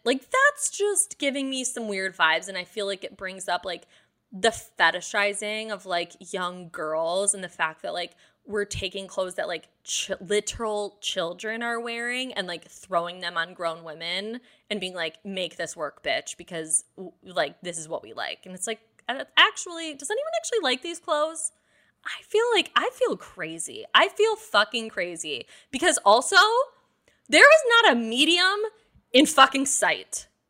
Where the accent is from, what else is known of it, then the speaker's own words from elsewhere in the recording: Detroit, Michigan, United States; I'm from Detroit